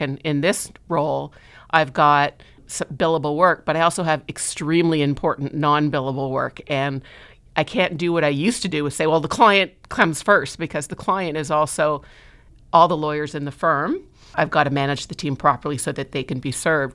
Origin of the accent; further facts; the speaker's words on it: Montreal, Quebec, Canada; now in Toronto, Canada; I'm originally from Montreal, so I moved to Toronto, oh God, I can't believe how long ago it is now, nineteen ninety-one